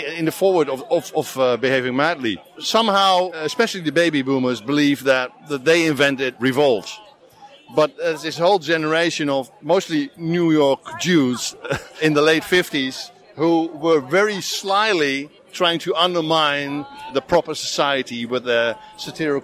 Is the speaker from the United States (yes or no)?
no; Netherlands; I'm from Holland